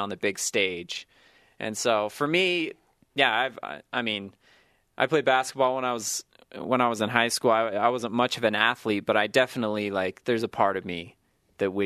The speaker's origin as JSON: {"language": "English", "town": "Sacramento", "region": "California", "country": "United States", "tie": "born or raised there", "said": "I grew up in Sacramento, just outside of Sacramento, California"}